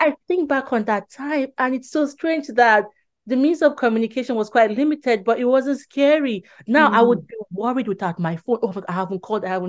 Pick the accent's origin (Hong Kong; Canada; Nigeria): Nigeria; now in England, United Kingdom; I'm originally from Nigeria, so we still had our Nigerian passport